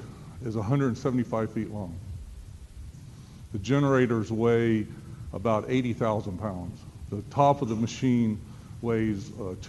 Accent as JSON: {"language": "English", "town": "Starkville", "region": "Mississippi", "country": "United States", "tie": "born or raised there", "said": "I'm from Starkville. This is my hometown."}